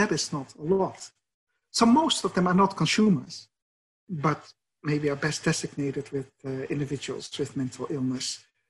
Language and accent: English; Netherlands; accent: Dutch; English is a second language; moved away as an adult; also born or lived in United States / Sydney, Australia; My father was a psychiatrist and I grew up next to a mental hospital in the Netherlands.